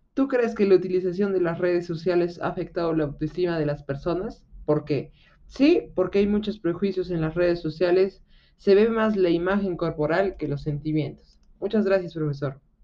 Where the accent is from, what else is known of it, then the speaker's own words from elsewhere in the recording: Arequipa, Peru; yo soy de Arequipa